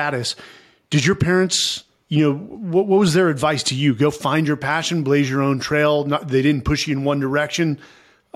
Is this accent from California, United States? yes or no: yes; San Francisco, California, United States; growing up in San Francisco in the 80s and the 90s was awesome